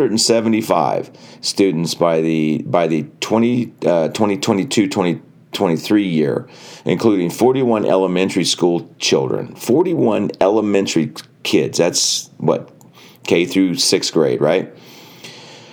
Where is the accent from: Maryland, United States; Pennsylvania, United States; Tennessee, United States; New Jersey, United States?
New Jersey, United States; moved away; I came from New Jersey. I am so happy I don't live in New Jersey anymore